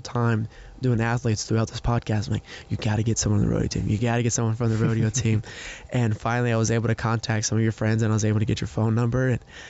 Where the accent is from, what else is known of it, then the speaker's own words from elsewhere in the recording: Austin, Texas, United States; born and raised in Texas in Austin